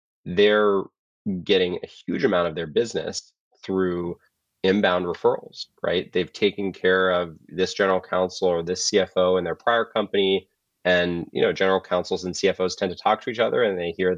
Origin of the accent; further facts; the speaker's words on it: Colorado, United States; moved away; I'm from Colorado originally